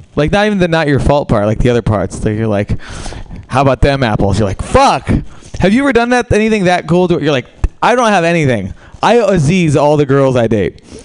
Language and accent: English; New York, United States; moved away; I'm from New York uh, originally.